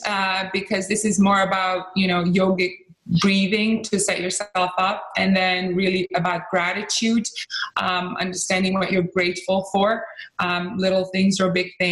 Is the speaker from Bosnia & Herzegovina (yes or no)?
yes; Bosnia & Herzegovina; also born or lived in Croatia; I'm originally from Bosnia and Croatia.